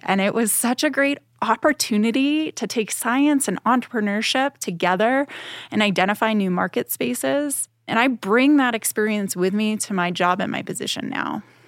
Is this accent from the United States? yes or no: yes; Boston, Massachusetts, United States; I'm from Boston, Massachusetts. I always think about, "Wow, it was so great to grow up very close to the ocean